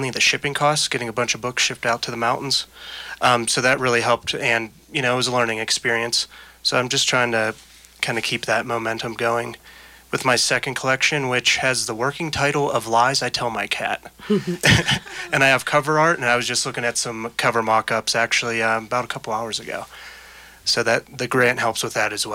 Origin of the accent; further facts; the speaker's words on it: Pittsburgh, Pennsylvania, United States; moved away as an adult; I've been a journalist for the past 13 years and my hometown of Pittsburgh, and out here, I've been out here for 7 years now